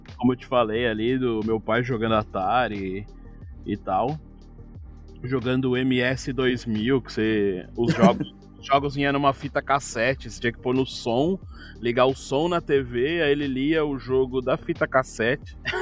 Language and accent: Portuguese; São Paulo, Brazil; eu nasci na Zona Leste, mas logo poucos anos eu, meu pai veio morar na Zona Norte